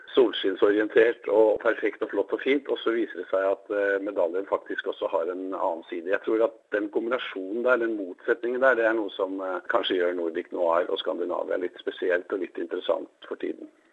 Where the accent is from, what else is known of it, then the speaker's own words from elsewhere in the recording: Norway; hjemme i Norge